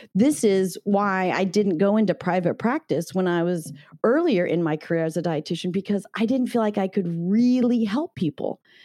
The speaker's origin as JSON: {"language": "English", "region": "Northern California", "country": "United States", "tie": "born or raised there", "said": "I grew up in Northern California."}